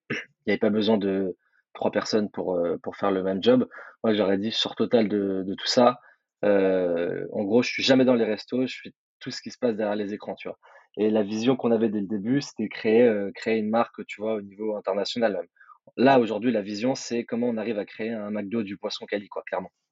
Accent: Nice, Provence-Alpes-Côte d'Azur, France; moi je viens de Nice aussi

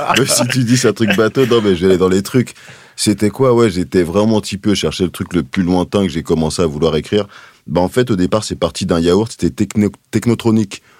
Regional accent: Paris, Île-de-France, France; j'ai grandi dans le 20e arrondissement

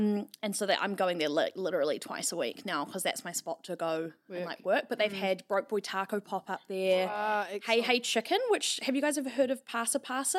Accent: Auckland, New Zealand; I'm from West Auckland.

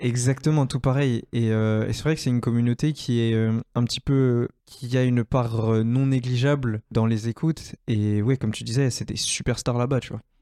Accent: France; ma vie en tant que Français, etc., euh, depuis que je suis né euh, et sur plusieurs générations

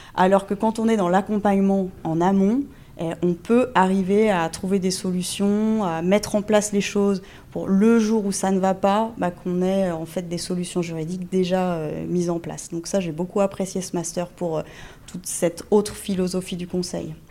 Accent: Normandy, France; moi tout commence en Normandie. Euh, je suis normande d'origine, j'ai fait euh, toutes mes études de droit en Normandie

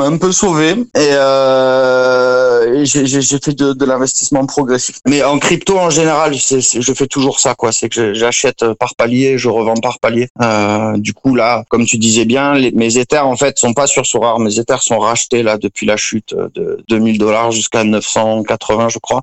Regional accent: Marseille, Provence-Alpes-Côte d'Azur, France; moved away as an adult; also born or lived in Corsica; now in Costa Rica; je suis originaire du sud de la France, vers Marseille. j'ai vécu beaucoup en Corse aussi

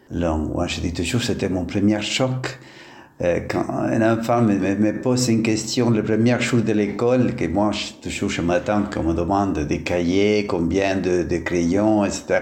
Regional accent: Norway; born there; French is a second language; moved away as an adult; also born or lived in Italy / Middle East; oui, c'est vrai, je suis né en Norway, où j'ai fait mes études de philosophie.

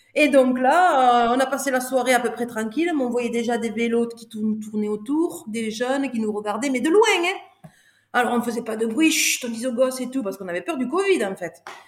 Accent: France; je te le dis en tant que bon français

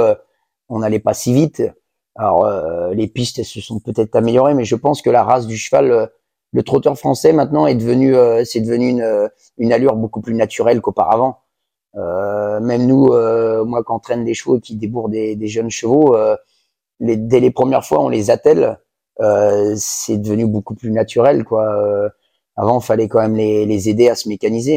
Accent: Angers, Pays de la Loire, France; je suis originaire d'Angers.

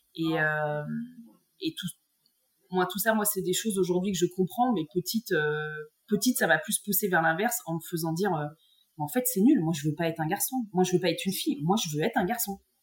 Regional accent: Bourgogne-Franche-Comté, France; moved away as an adult; also born or lived in Algeria / Dijon; je suis je originaire du Morvan

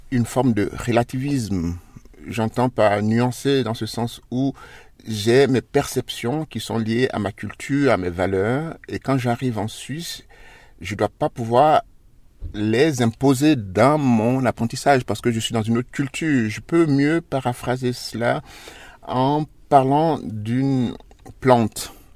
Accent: Côte d’Ivoire; moved away as an adult; now in Switzerland; je suis noir, je suis chez moi dans mon pays

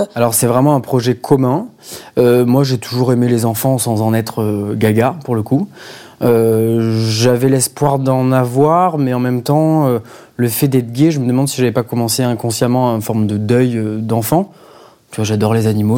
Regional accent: Marseille, Provence-Alpes-Côte d'Azur, France; moved away as an adult; now in Paris, France; je viens de Marseille et je vis à Paris depuis 6 ans

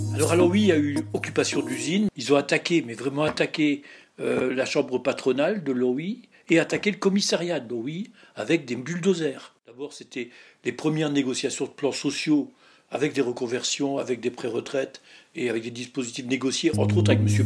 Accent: Lorraine, Moselle, Grand Est, France; je suis Lorrain, Mosellan et donc je, vis dans la vallée de la Fenche, donc à côté de Florange

